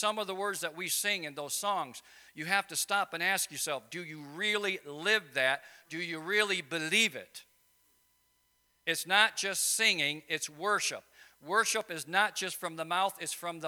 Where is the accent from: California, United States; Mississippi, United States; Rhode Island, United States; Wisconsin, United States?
Wisconsin, United States; I'm from Wisconsin, you know, where we have two seasons